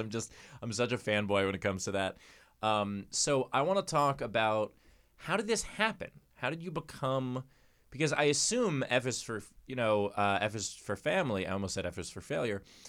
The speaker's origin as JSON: {"language": "English", "region": "New York", "country": "United States", "said": "As a New Yorker"}